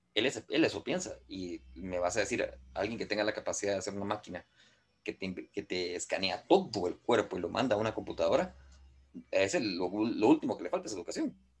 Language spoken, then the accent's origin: Spanish; Guatemala; soy guatemalteco